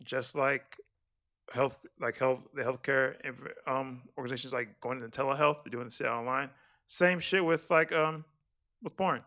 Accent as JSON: {"language": "English", "region": "Texas", "country": "United States", "said": "as a Texan"}